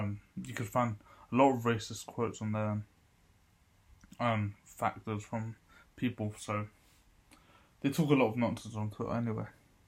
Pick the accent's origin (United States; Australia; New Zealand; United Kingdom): United Kingdom; me, I'm British.